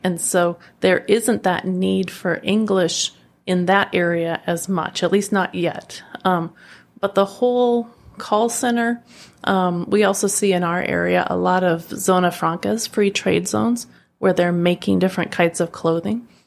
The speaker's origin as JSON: {"language": "English", "region": "Oregon", "country": "United States", "tie": "born or raised there", "also_born_or_lived": "California / Granada, Nicaragua", "moved": "as an adult", "lives_now": "Masatepe, Nicaragua", "said": "I am from Oregon in the United States, and um, I was actually born in California, but when I was a child, moved to Oregon. So Oregon's really home um, for me."}